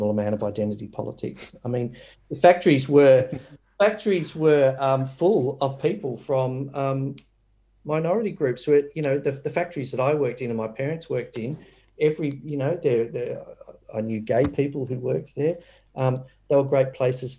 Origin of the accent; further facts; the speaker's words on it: Doveton, Victoria, Australia; I grew up in Doveton